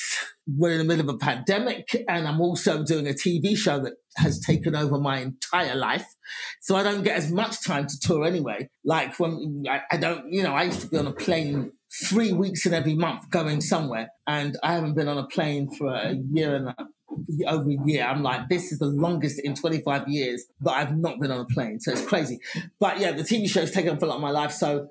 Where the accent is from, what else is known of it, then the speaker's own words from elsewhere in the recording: England, United Kingdom; now in United States; I'd been coming to America before that on vacations and then just going to comedy clubs and just going, I'm from England, could I get on stage?